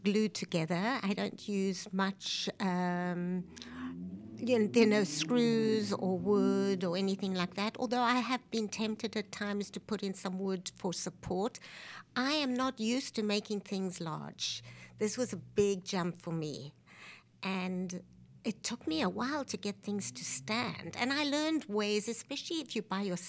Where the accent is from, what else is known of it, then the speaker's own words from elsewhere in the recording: Cape Town, Western Cape, South Africa; moved away as an adult; also born or lived in New York, United States; now in Philadelphia, United States; I grew up in South Africa, but I was born in New York so that I could get a passport